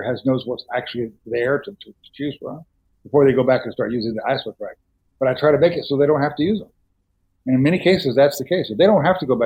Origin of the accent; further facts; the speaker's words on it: Dallas, Texas, United States; I grew up in Dallas, where the film community was